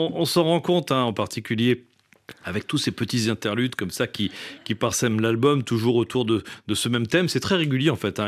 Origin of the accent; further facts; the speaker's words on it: Réunion; je suis de la Réunion